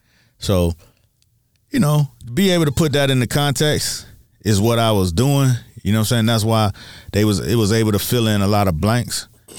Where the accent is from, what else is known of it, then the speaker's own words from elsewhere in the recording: Miami, Florida, United States; I'm from Miami for real. I'm from Miami for real.